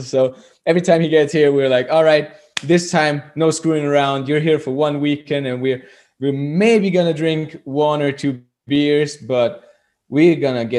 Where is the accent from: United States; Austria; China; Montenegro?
Austria